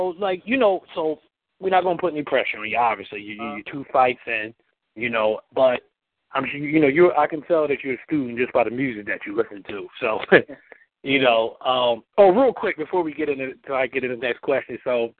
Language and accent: English; Philadelphia, Pennsylvania, United States; we grew up in Philly